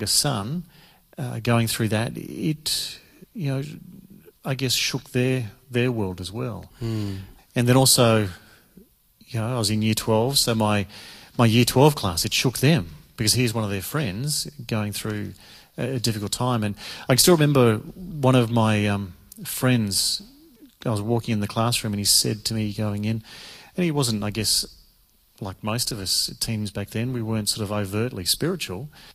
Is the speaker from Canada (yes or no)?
no; Victoria, Australia; moved away as an adult; Born and bred in Victoria, so I come originally over the border, and from there, all my schooling was in Victoria